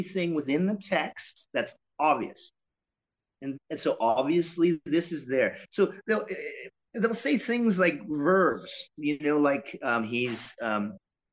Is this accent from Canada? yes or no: yes; Canada; we're Canadian